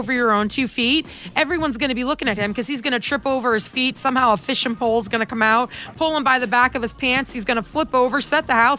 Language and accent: English; Southeast, United States; moved away; I'm originally from the Southeast.